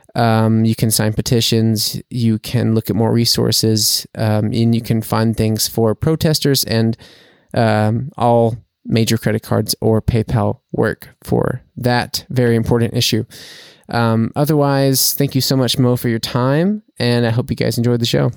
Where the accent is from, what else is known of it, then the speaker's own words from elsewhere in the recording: United States; now in Germany; as an American